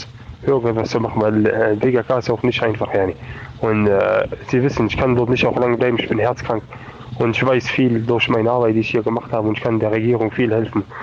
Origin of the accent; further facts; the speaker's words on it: Germany; moved away; ich bin äh, Deutsche, Deutscher